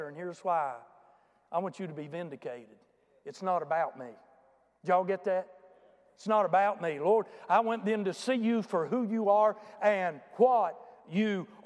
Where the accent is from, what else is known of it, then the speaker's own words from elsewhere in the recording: United States; I'm an American.